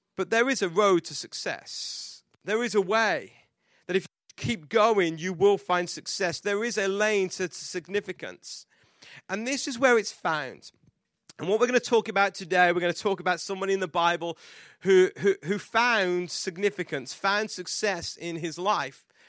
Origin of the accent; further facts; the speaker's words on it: England, United Kingdom; I am English